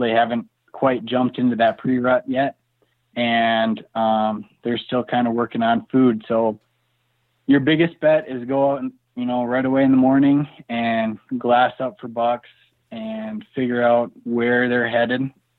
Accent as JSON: {"language": "English", "region": "Minnesota", "country": "United States", "tie": "born or raised there", "said": "Yeah, so growing up in Minnesota, we just sat in tree stands like everybody else in the Midwest."}